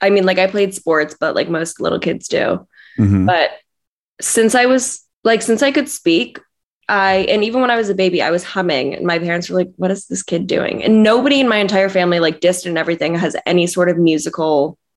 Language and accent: English; Los Angeles, California, United States; I grew up in LA.